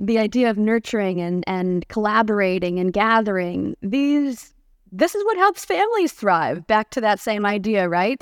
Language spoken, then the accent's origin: English; Cleveland, Ohio, United States; now in Santa Barbara, United States; I grew up in Cleveland, Ohio. Uh, even though I'm now based in Santa Barbara, California, I like to say I'm a proud Californian with Midwestern roots